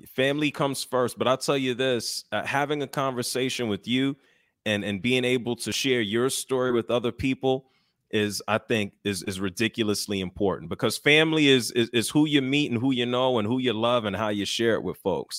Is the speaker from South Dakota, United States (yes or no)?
no; New York, United States; now in Atlanta, United States; I'm from New York, but I'm in Atlanta